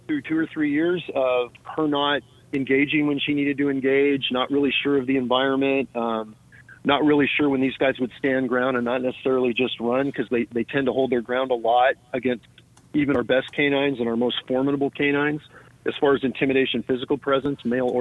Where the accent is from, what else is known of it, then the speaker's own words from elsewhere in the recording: Morgan Hill, California, United States; where I grew up again in Morgan Hill